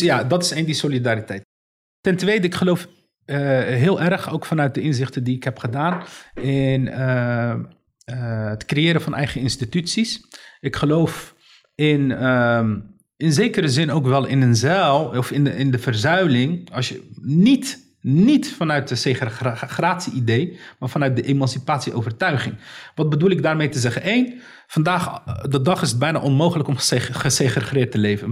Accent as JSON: {"language": "Dutch", "town": "Rotterdam", "region": "South Holland", "country": "Netherlands", "tie": "born or raised there", "said": "Ik ben geboren en getogen in Rotterdam."}